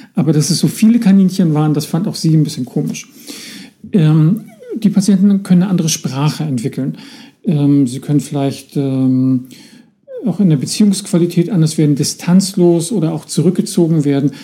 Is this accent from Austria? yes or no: no; Northern Germany, Germany; bei uns im Norden tüdelig